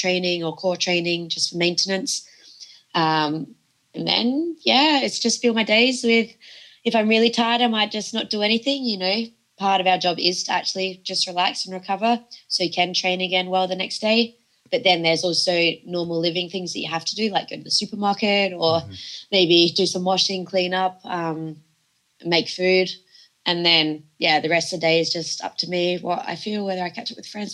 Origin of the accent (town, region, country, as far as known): Australia; born or raised there; moved away as an adult; now in France